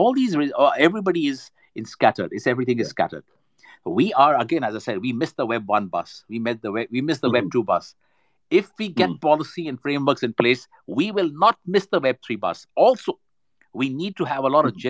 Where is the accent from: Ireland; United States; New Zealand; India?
India; We've got the brains right here in India. I'm Indian